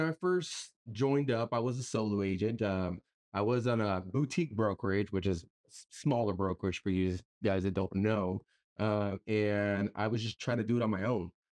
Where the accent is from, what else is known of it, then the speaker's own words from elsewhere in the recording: Pearsall, Texas, United States; now in San Antonio, United States; I'm not originally from San Antonio. I'm actually from a small town, uh, Pearsall, Texas, about an hour south of San Antonio. So, I am a small town guy